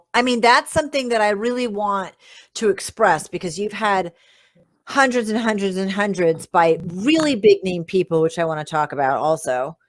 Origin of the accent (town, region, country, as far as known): Rhode Island, United States; born or raised there